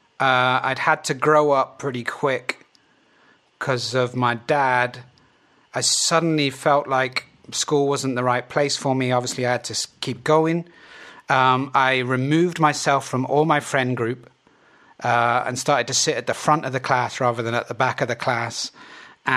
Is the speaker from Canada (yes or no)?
no; Plymouth, South West England, United Kingdom; I was from Plymouth